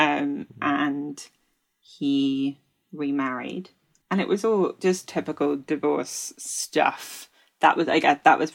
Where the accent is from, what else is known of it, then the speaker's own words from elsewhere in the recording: Kent, South East England, United Kingdom; also born or lived in London; born in London, but I grew up in Kent